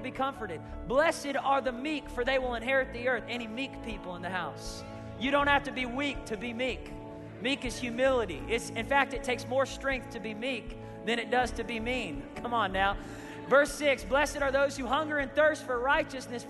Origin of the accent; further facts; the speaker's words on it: Tulsa, Oklahoma, United States; I said, "Tulsa, Oklahoma."